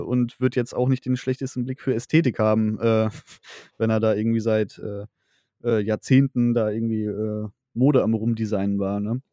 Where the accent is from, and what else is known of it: Sauerland / Ruhr area, North Rhine-Westphalia, Germany; born or raised there